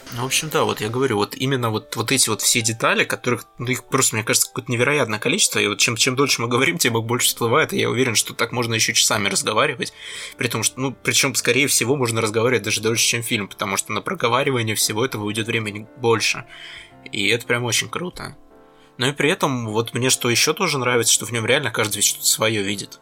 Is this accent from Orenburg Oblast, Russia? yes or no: no; Krasnodar Krai, Russia; moved away; я сам с Кубани. Я туда катаюсь довольно часто